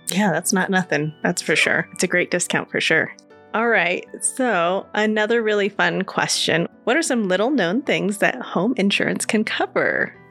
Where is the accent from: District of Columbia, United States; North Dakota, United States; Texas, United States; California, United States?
California, United States; now in Colorado Springs, United States; I'm from California